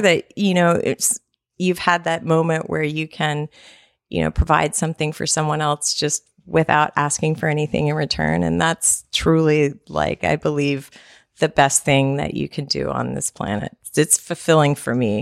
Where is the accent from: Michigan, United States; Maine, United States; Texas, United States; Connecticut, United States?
Texas, United States; I am a Texan